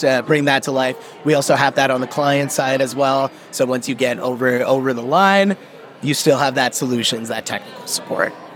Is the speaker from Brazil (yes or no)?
no; Brampton, Ontario, Canada; I was actually uh, born and raised in Brampton.